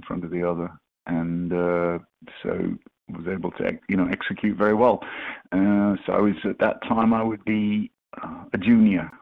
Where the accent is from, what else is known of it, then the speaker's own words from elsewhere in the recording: Edinburgh, Scotland, United Kingdom; I grew up in Edinburgh.